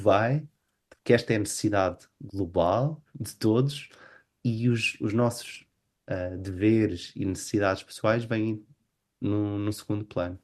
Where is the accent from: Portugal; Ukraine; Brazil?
Portugal; moved away as an adult; now in Oslo, Norway; como portugueses sempre fomos um povo virados para, para fora